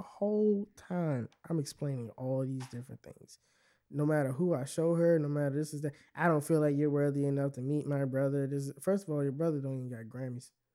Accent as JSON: {"language": "English", "town": "Temple Hills", "region": "Maryland", "country": "United States", "said": "I'm from Temple Hills."}